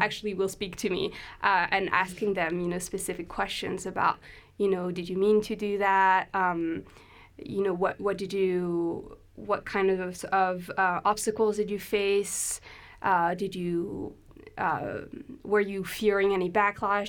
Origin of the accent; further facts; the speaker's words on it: France; English is a second language; moved away as an adult; also born or lived in London, United Kingdom; now in Aberdeen, United Kingdom; I'm French. uh, but I came to the UK when I was 18